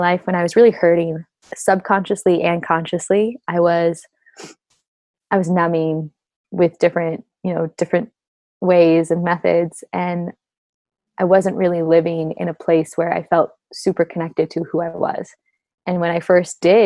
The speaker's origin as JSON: {"language": "English", "area": "Orange County", "region": "Southern California", "country": "United States", "tie": "born or raised there", "said": "I grew up in Southern California, Orange County, suburban little neighborhood"}